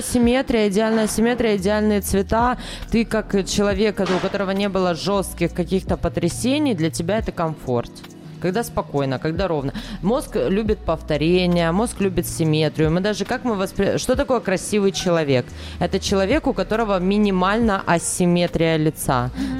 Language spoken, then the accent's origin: Russian; Belarus; moved away as an adult; also born or lived in Sakhalin, Russia; now in Kharkiv, Ukraine; Я выросла в маленьком городе вообще